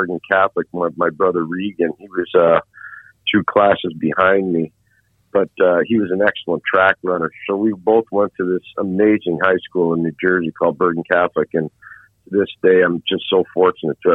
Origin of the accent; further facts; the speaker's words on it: Montreal, Quebec, Canada; moved away; as a kid growing up in Montreal